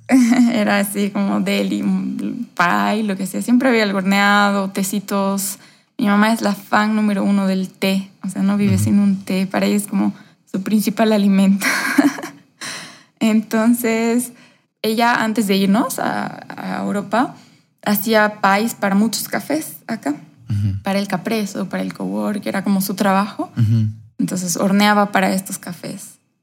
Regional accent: Cochabamba, Bolivia; yo me he criado aquí en Cochabamba, soy boliviana, mis papás también, eh, he vivido prácticamente acá mis 34 años

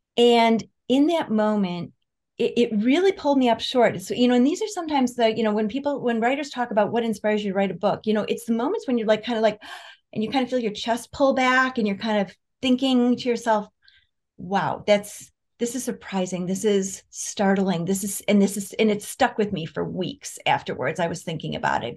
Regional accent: Rochester, New York, United States; I grew up in Rochester, New York

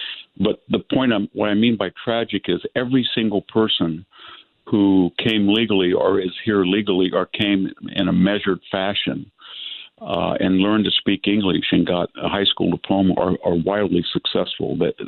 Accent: San Joaquin Valley, California, United States; born or raised there

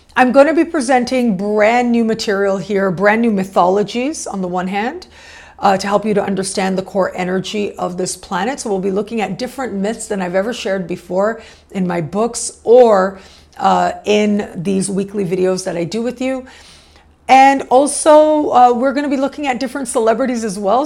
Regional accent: Canada; moved away as an adult; also born or lived in Mexico; I was born and raised in Canada, so that is a lifelong relationship that I have with that country

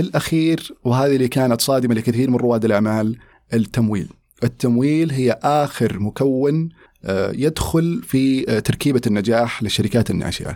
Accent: Riyadh, Riyadh Province, Saudi Arabia; moved away as an adult; also born or lived in United States; ولدت وترعرعت في الرياض

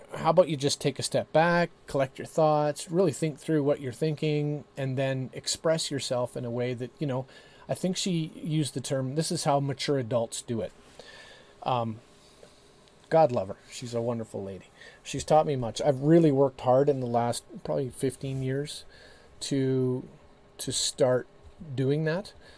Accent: Canada; we in Canada

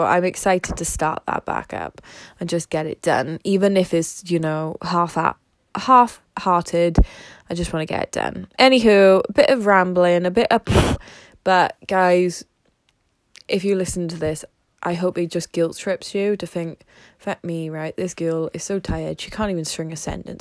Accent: the Valleys, South Wales, United Kingdom; I'm from South Wales, the valleys

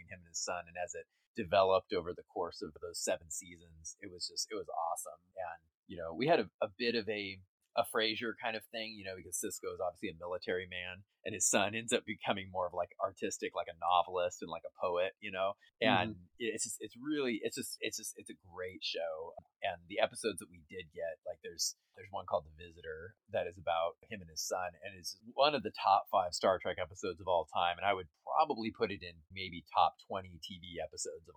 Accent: Orange County, Southern California, United States; I grew up in Long Beach, Huntington Beach, Orange, all of those areas

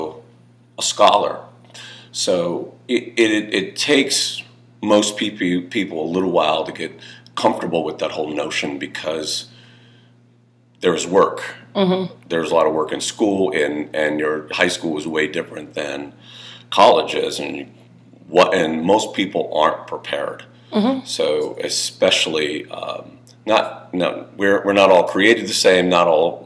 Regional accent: Inglewood, California, United States; moved away; I am formerly from Inglewood, California, born, raised

